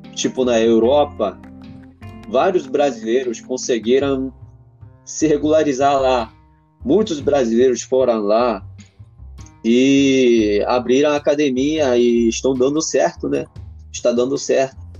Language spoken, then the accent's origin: Portuguese; Japan; Portuguese is a second language; moved away; also born or lived in Brazil; o povo japonês